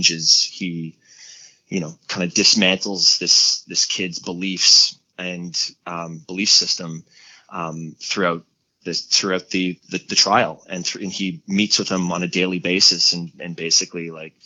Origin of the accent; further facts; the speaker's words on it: Montreal, Quebec, Canada; moved away; my hometown of Montreal.